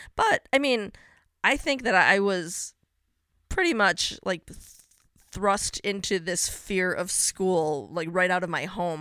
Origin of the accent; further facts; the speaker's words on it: a suburb of Chicago, Illinois, United States; I grew up in a suburb of Chicago.